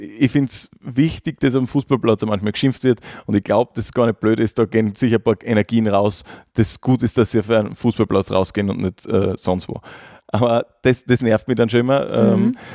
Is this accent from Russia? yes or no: no; Gratwein-Straßengel, Styria, Austria; also born or lived in Graz; ich bin dann wieder rausgezogen in, in meinen Heimatort im Norden von Graz, nach Gradweinstraß-Engel